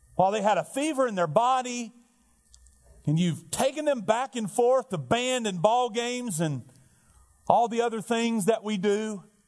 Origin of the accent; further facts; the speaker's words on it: Alabama, United States; now in Perdido Key, FL, United States; I'm from Alabama